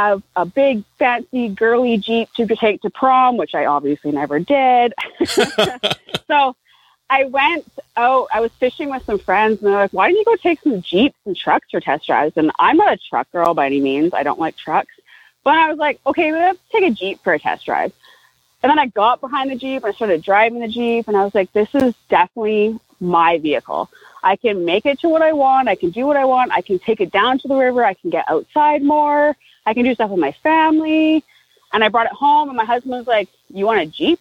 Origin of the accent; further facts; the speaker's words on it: Vancouver, British Columbia, Canada; I'm from Canada. I'm from Vancouver, BC, a little bit outside of BC or outside of Vancouver